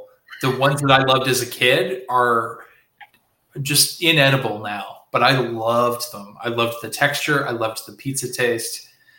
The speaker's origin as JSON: {"language": "English", "region": "Nova Scotia", "country": "Canada", "said": "cause I'm from Nova Scotia and we had these mini pizzas."}